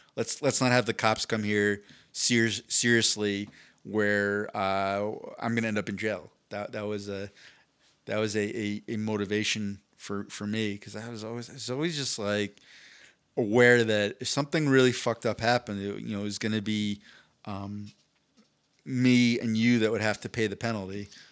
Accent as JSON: {"language": "English", "region": "East Coast", "country": "United States", "tie": "born or raised there", "moved": "yes", "said": "I grew up on the East Coast"}